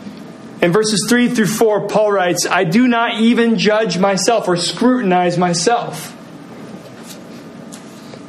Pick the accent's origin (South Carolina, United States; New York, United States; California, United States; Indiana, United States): Indiana, United States; Muncie; I grew up in Muncie, Indiana, where Bob Ross held his studio